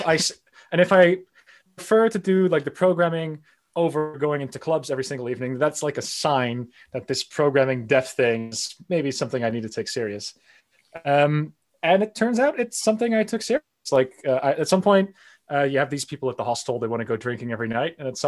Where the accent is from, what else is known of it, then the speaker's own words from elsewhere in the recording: Netherlands; also born or lived in United States; I was raised bilingually. So I was born in the United States, lived there for a little bit, that I did most of my youth here in the Netherlands, but I definitely traveled to the United States, and that's where the accent comes from.